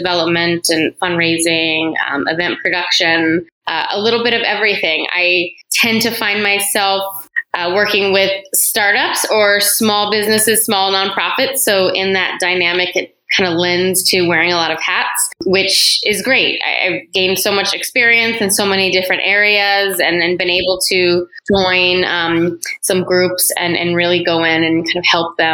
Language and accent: English; San Antonio, Texas, United States; moved away as an adult; now in Pasadena, United States; I am originally from San Antonio, Texas, and I met my now husband there